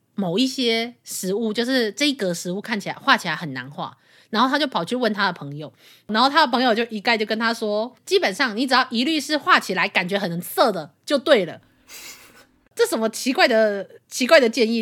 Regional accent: Taiwan; 身为台湾人

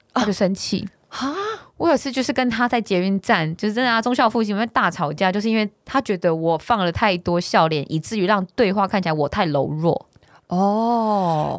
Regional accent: Taiwan; 我自己是台湾人的思维

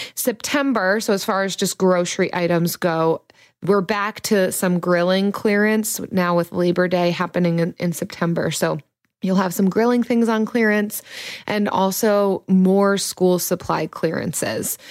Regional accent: United States; I'm an American

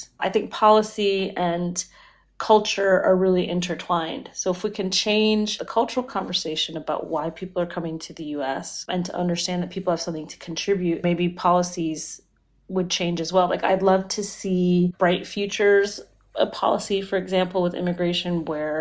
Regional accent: Florida, United States; When I was a kid, I grew up in Florida and I was the child of Indian immigrants to the United States.

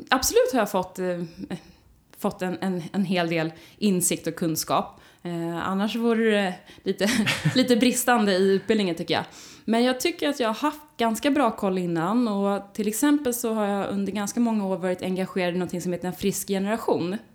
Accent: Skåne, Sweden; jag är delvis uppväxt i Skåne. Eh, jag flyttade dit när jag gick på högstadiet

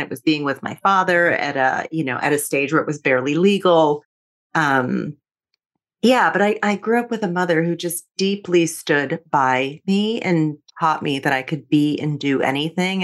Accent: New Jersey, United States; moved away as an adult; also born or lived in New York City; I grew up in New Jersey

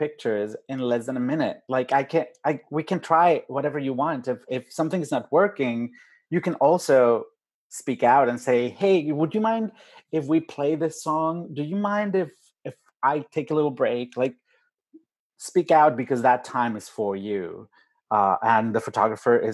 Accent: Mexico City, Mexico; moved away; I'm from Mexico City, with a different accent.

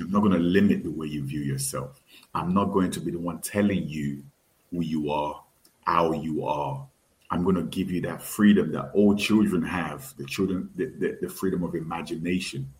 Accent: Nigeria; I definitely identify with being Yoruba. I definitely identify with being Nigerian, being West African, being African

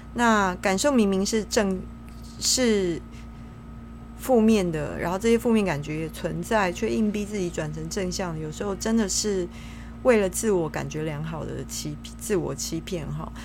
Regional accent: Taiwan; 我们身为台湾人都很喜欢唱 K T V 嘛， 也很喜欢拍美照

